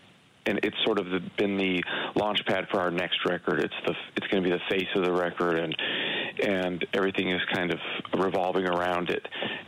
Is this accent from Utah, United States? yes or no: yes; rural Utah, United States; this town that I grew up in Utah, in rural Utah.